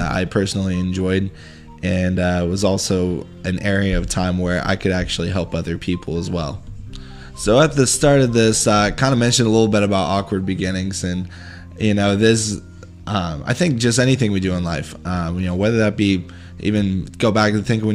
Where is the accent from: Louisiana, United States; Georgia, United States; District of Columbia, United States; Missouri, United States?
Missouri, United States; moved away as an adult; now in Austin, United States; I'm originally from Missouri